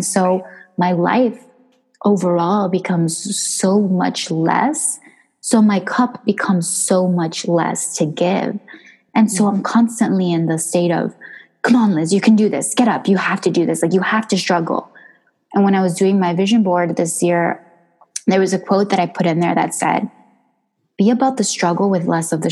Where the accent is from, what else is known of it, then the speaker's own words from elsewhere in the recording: New Jersey, United States; moved away; also born or lived in Miami / New York; I was born in New Jersey